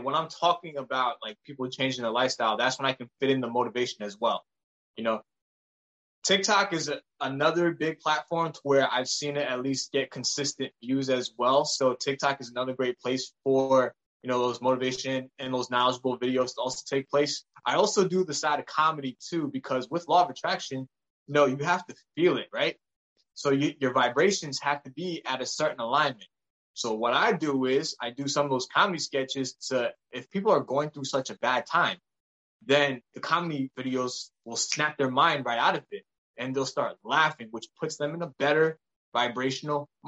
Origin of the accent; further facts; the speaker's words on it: United States; I was born in the States